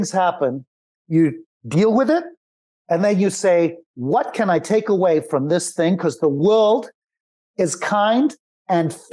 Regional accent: Zimbabwe; moved away; I grew up in Zimbabwe with nothing

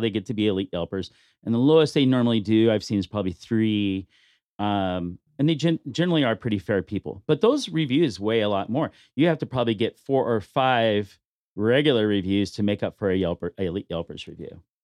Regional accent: Bakersfield, California, United States; now in Las Vegas, United States; I grew up in Bakersfield

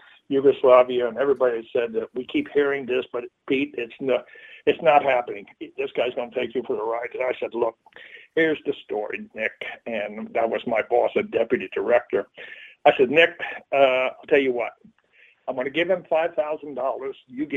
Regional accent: Canada; I'm from Canada, and let me show you some.

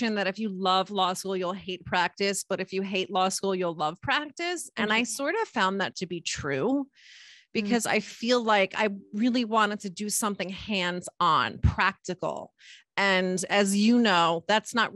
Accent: Middlesex County, New Jersey, United States; I grew up in Middlesex County in New Jersey

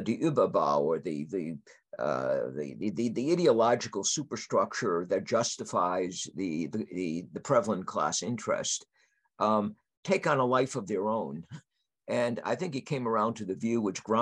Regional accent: United States; As an American conservative

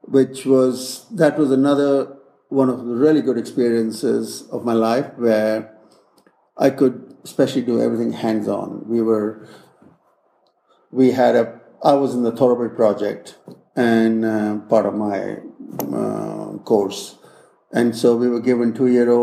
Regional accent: India; moved away as an adult; also born or lived in California, United States / Kentucky, United States; I'm from India originally, did my school, my bachelor's degree in India

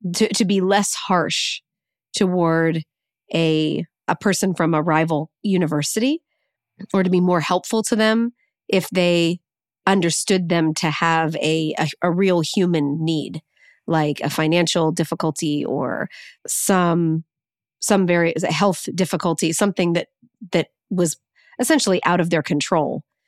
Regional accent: the North, Northern United States, United States; as a Northerner

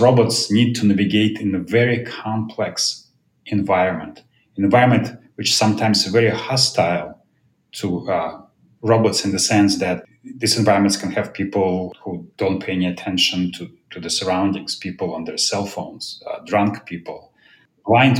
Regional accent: Moscow, Russia; moved away as an adult; now in United States; I was born in Moscow, Russia, came to US in 1993 to pursue my PhD in math

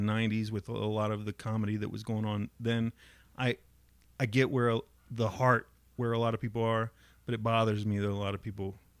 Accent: Dayton, Ohio, United States; growing up in East Dayton.

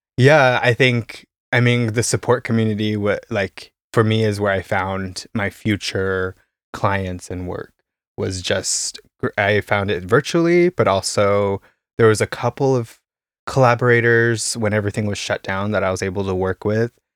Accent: Caldwell, Idaho, United States; moved away as an adult; also born or lived in Boise, Idaho; now in Berlin, Germany; I come from Idaho, uh, a small town, uh, Caldwell, like twenty thousand people

